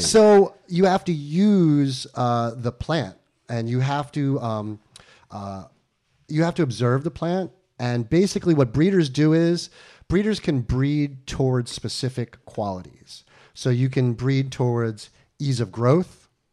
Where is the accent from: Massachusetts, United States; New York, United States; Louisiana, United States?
New York, United States; Westchester; also born or lived in Long Island; I'm from New York. I was born on Long Island, raised in upstate Westchester